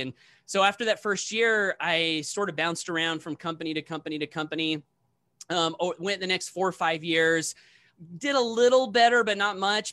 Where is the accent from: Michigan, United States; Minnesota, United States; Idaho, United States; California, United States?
Idaho, United States; Blackfoot; my very first meeting here in my hometown of Blackfoot, Idaho